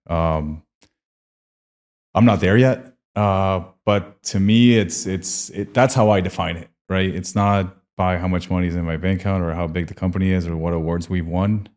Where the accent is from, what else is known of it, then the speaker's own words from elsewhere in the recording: Colombia; moved away; I'm from Colombia.